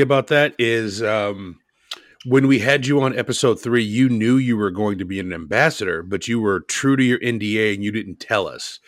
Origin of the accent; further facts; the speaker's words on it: Portland, United States; My hometown is Portland.